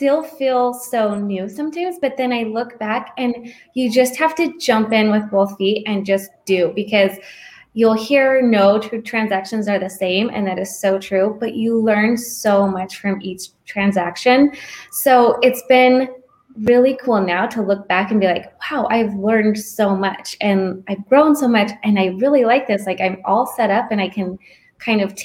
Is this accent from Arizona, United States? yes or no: yes; Gilbert, Arizona, United States; moved away as an adult; also born or lived in Michigan; This is my home state. I grew up in Gilbert.